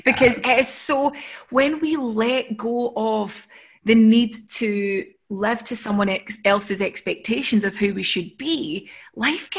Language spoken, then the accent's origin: English; Scotland, United Kingdom; I'm from a small town in between Edinburgh and Glasgow